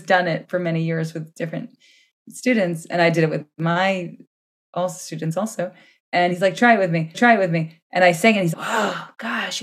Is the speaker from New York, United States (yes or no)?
yes; Scarsdale, New York, United States; moved away as an adult; also born or lived in Swampscott, Massachusetts; now in Kiryat Tivon, Israel; I grew up in New York, in the suburbs of New York, in Scarsdale